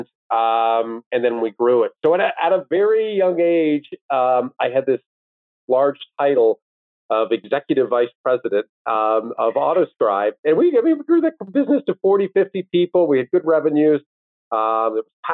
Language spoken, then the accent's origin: English; Owen Sound, Ontario, Canada; also born or lived in Washington, D.C.; now in Toronto, Canada; Both my wife and I grew up in Owen Sound